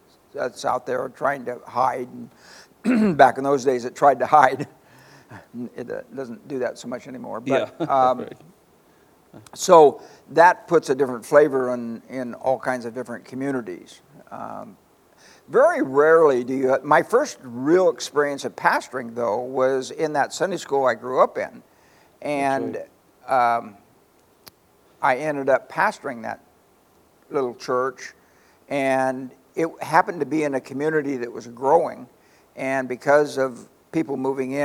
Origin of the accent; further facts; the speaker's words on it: Palo Cedro, California, United States; I was raised in a little community called Palo Cedro